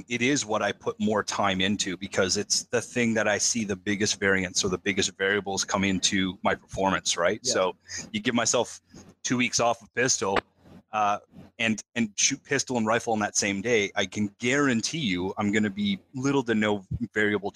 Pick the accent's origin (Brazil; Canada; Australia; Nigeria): Canada; I'm an outsider as a Canadian